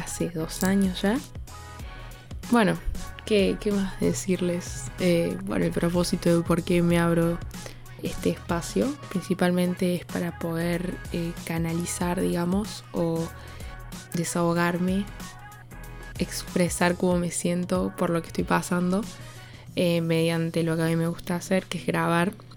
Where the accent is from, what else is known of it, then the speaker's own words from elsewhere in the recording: Córdoba, Argentina; soy de Córdoba Capital